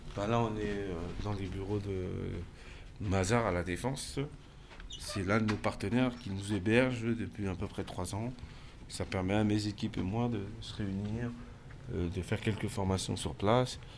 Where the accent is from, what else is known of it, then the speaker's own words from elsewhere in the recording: Cergy-Pontoise, Île-de-France, France; j'ai grandi à Cergy-Pontoise